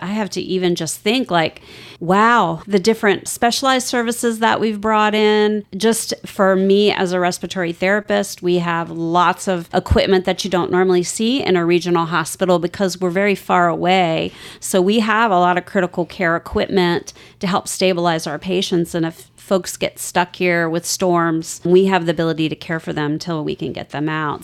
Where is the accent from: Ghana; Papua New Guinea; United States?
United States; Vienna, Virginia; moved away as an adult; now in Outer Banks, North Carolina, United States; I grew up in Northern Virginia, Vienna, Virginia